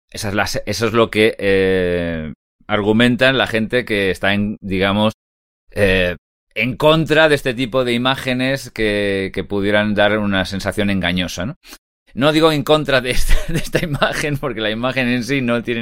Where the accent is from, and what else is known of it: Catalonia, Spain; now in Madrid, Spain